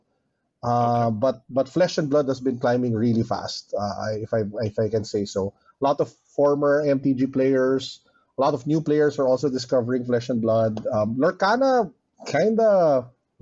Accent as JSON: {"language": "English", "country": "Philippines", "said": "we Filipinos are just genuinely warm and hospitable"}